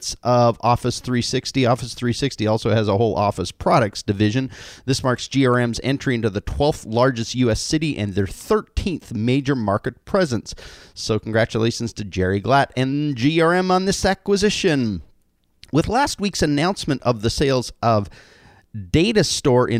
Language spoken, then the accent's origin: English; Canada; now in California, United States; as a Canadian in California